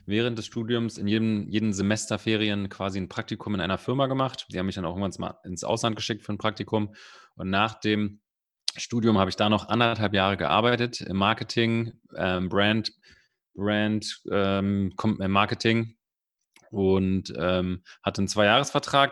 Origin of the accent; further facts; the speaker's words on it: Berlin, Germany; ich bin Berliner, ich bin Spandauer, ganz, äh, also Spandau ist ganz im Westen, aber ich bin so weit im Westen geboren, dass es schon wieder Osten war